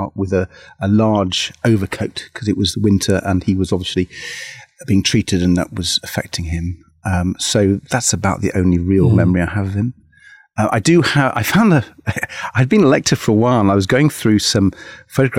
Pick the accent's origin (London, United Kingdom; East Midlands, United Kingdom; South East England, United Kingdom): East Midlands, United Kingdom; Mansfield Woodhouse; I was born in Mansfield Woodhouse